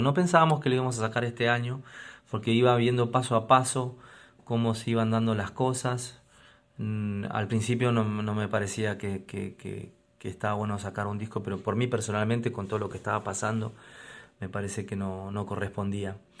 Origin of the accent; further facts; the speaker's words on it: Argentina; now in Lima, Peru; cantautor argentino, residente en la ciudad de Lima, en el bellísimo Perú